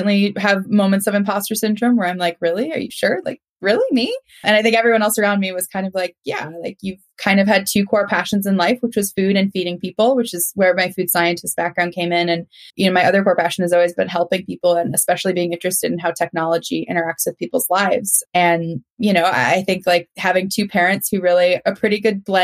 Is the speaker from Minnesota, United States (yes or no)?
yes; Minnesota, United States; now in North Carolina, United States; you can't tell by the accent. I'm a Minnesotan. So I don't say y'all